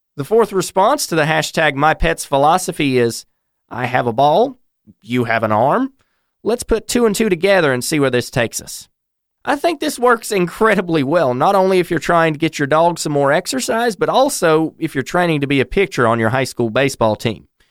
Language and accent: English; North Carolina, United States; my home state of North Carolina